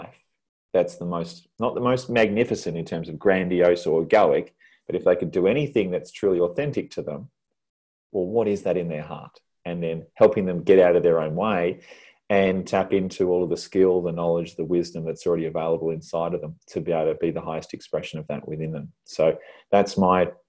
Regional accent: Tasmania, Australia; now in Perth, Australia; someone coming from Tassie

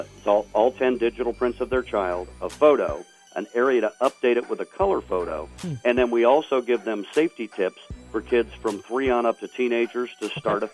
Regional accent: Grove City, Ohio, United States; by the way, I was born and raised in Grove City.

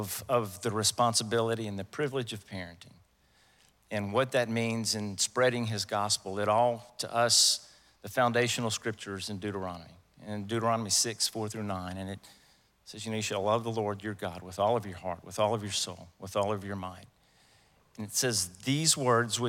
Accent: Louisiana, United States; moved away as an adult; we're from Louisiana. We moved over here 29 years ago.

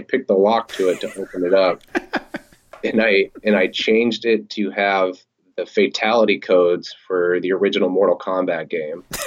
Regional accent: Oregon, United States; moved away; I'm originally from Oregon

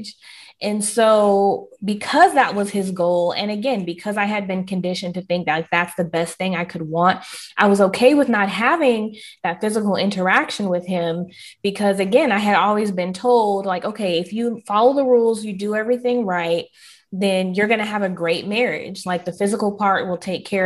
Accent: the South, United States; I am Southern through and through

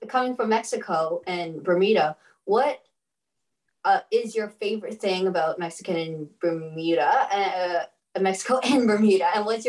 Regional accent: Vancouver, British Columbia, Canada; now in Victoria, Canada; I'm originally from Vancouver, but I moved to Victoria 3 years ago.

